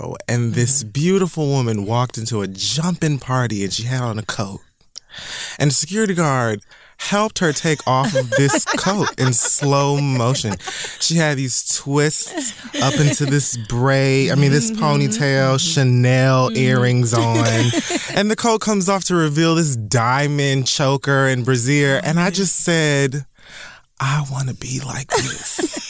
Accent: Miami, Florida, United States; Being from Miami. {S3} Yes. {S0} Born and raised in Miami-Dade County.

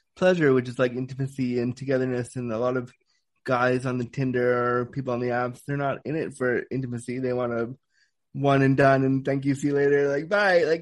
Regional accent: Canada; also born or lived in California, United States; I was born in the States, born in California, and I was a preemie. I came as a total surprise, and then I was raised in Canada.

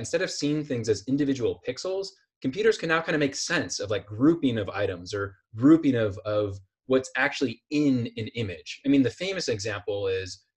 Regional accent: Iowa, United States; I'm from Iowa

